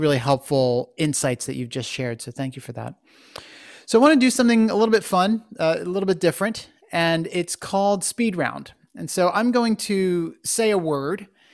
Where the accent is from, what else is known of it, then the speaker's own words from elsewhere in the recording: Philadelphia, Pennsylvania, United States; you and I both come from the Philadelphia area